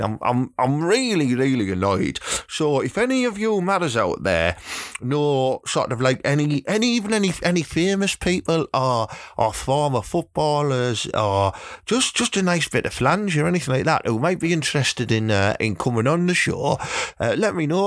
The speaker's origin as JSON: {"language": "English", "town": "Thornaby", "region": "North East England", "country": "United Kingdom", "tie": "born or raised there", "said": "my hometown of Thornaby"}